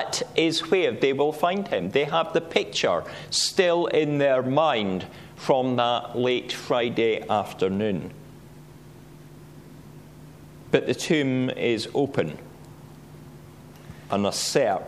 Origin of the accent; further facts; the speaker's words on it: Scottish Borders, Scotland, United Kingdom; Where I grew up in the Scottish Borders, we had a dye works that used to dye wool.